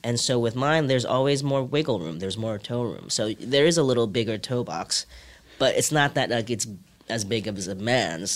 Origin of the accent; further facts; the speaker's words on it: New York, United States; English is a second language; also born or lived in Hong Kong; I moved to New York when I was seven from Hong Kong